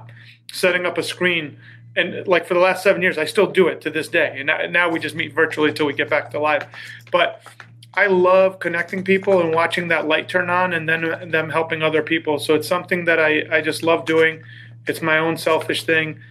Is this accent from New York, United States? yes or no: yes; Long Island, New York, United States; I grew up in the Northeast, tri-state area, Long Island